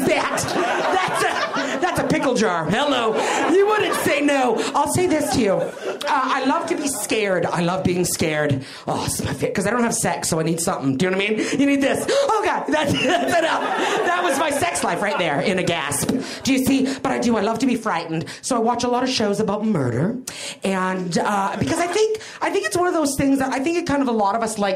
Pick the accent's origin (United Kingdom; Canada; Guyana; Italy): Canada; now in United States; I'm Canadian